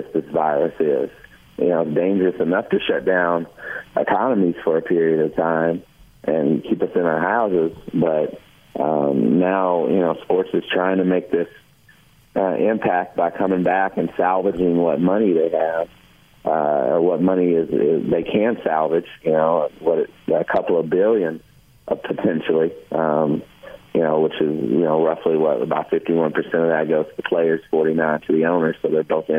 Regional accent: Kentucky, United States; recited the "I Have a Dream" speech, you know, every February, in front of big audiences, growing up in Kentucky

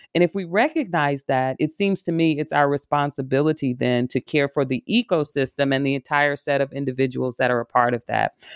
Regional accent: Arkansas, United States; now in Michigan, United States; I'm a, a woman from the South. I grew up in Arkansas

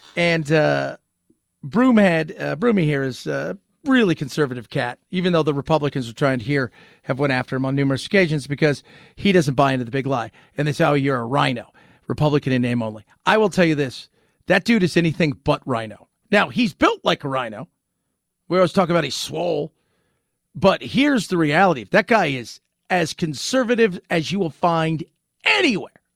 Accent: Southern California, United States; I was born in Southern California

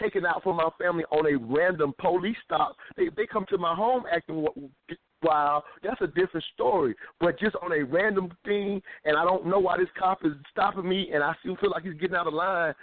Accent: South Carolina, United States; I'm from South Carolina.

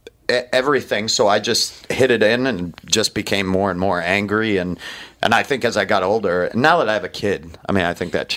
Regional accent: Maine, United States; And I grew up in Maine, which is super hyper masculine.

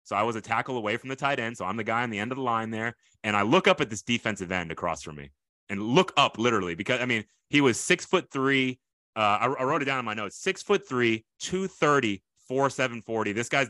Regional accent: Tokyo, Japan; born there; but I was not born in this country, but it's not Poland like you might think. I was born in Tokyo, Japan.

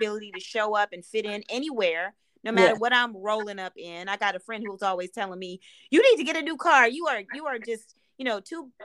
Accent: Midwest, United States; I'm from the Midwest

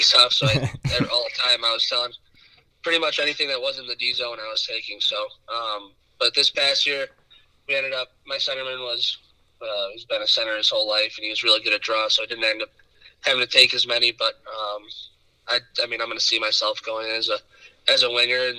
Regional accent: Rochester, New York, United States; I'm from Rochester, New York

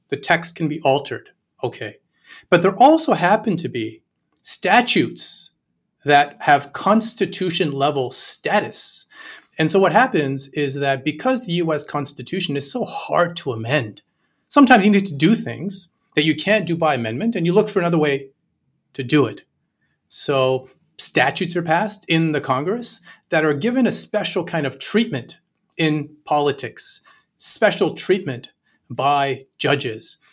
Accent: Canada; I'm Canadian

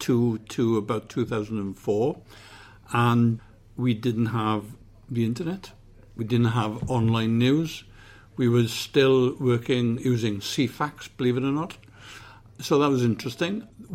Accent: Swansea, Wales, United Kingdom; also born or lived in London / Llanbrynmair, Montgomeryshire; when I was nine, we moved down to Swansea, to Morriston, where my father was the minister in Tabernacle, which is the Cathedral of Nonconformity, as it's called, the biggest chapel in Wales. And then we moved to Swansea itself, to Sketty Road.

